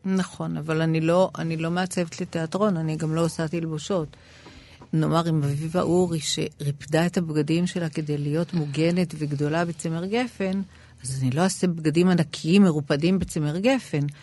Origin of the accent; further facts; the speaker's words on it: Israel; באתי ממדינה שנחשבה בעיני האנשים סביבי למדינת עולם שלישי